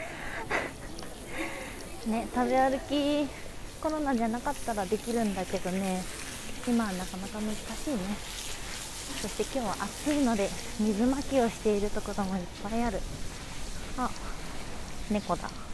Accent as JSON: {"language": "Japanese", "region": "Kansai", "country": "Japan", "tie": "born or raised there", "moved": "yes", "lives_now": "Tokyo, Japan", "said": "関西出身"}